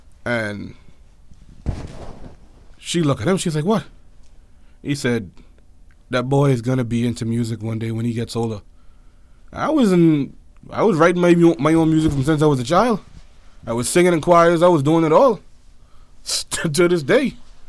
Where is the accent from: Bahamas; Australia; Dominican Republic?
Bahamas; Nassau, New Providence; born there; also born or lived in United States; I was born in Nassau, the New Providence capital of the island. I was born here. Of course, the majority of my childhood was spent back and forth in America.